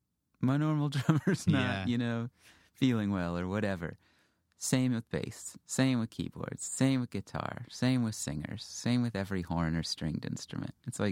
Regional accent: Houston, Texas, United States; Yeah, I grew up in Houston.

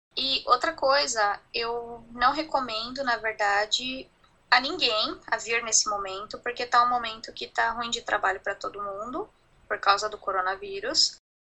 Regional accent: Brazil; moved away as an adult; now in New Zealand; A gente é brasileiro e a gente sempre vai ser

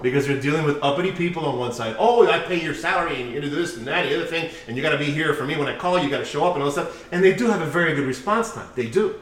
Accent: United States; We're American

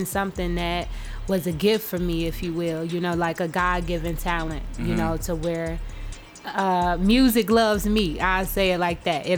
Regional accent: Chicago, Illinois, United States; West Side, Chicago

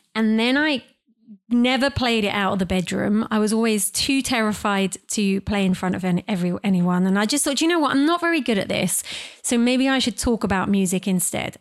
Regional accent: United Kingdom; I'm British

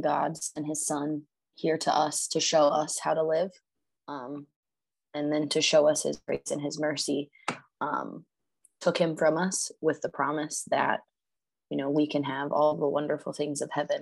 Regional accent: Rootstown, Ohio, United States; also born or lived in Akron, Ohio / Ellet, Ohio; I was born in Akron. And then when I was like 5 years old, we moved to Rootstown, which is where I spent the rest of my childhood until I moved out of Rootstown when I was 20.

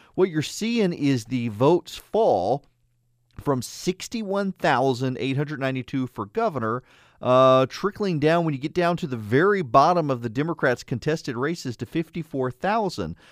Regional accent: Louisiana, United States; now in Atlanta, United States; I grew up in Louisiana

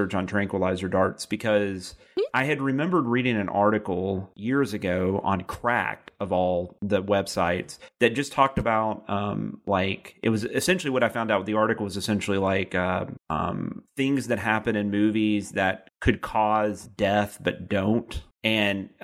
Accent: the South, United States; accent: slight Southern; My slight Southern accent

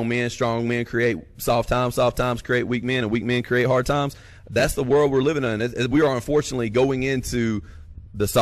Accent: North Alabama, United States; now in North Mississippi, United States; we're both from North Alabama

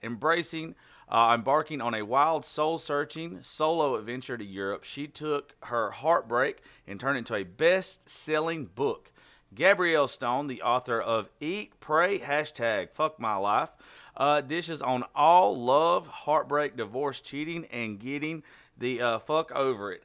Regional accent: Southern, United States; accent: Southern

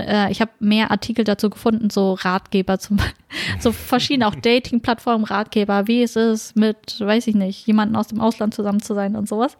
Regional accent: Germany; ich selber bin auch Deutsche, bin aber bikulturell aufgewachsen

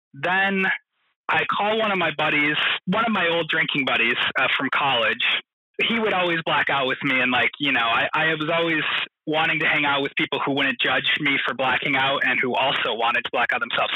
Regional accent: small farm town in the Midwest, United States; I moved back to my hometown, the small little farm town

